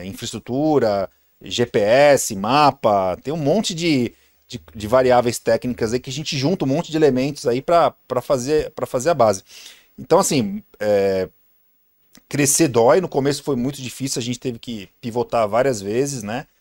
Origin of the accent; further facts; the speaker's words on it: Santos, São Paulo, Brazil; sou de Santos, né? Baixada Santista